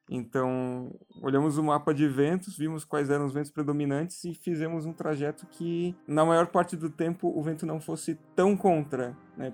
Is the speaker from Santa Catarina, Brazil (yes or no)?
yes; Blumenau, Santa Catarina, Brazil; a gente é de Blumenau, Santa Catarina